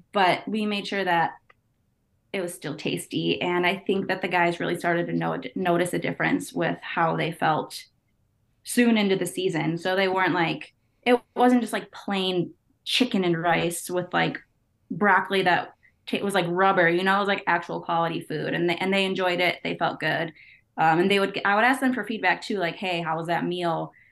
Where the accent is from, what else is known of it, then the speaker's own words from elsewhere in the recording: Chicago, Illinois, United States; I'm from the Chicagoland area, from the Northwest suburbs